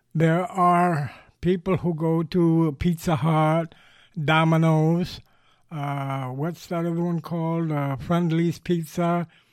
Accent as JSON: {"language": "English", "town": "New York City", "region": "New York", "country": "United States", "tie": "born or raised there", "moved": "as an adult", "lives_now": "Southwest Florida, United States", "said": "I grew up in New York City. I spent thirty years of my life there"}